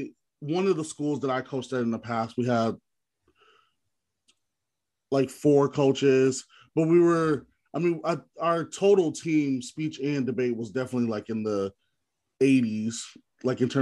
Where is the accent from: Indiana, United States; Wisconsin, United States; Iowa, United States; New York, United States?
Wisconsin, United States; I'm from Wisconsin